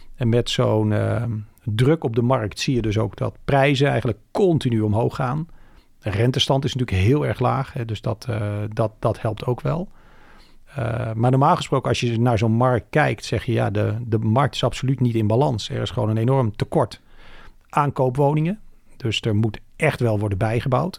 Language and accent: Dutch; Woerden, Utrecht, Netherlands; Ik ben opgegroeid in Woerden, dat is vlakbij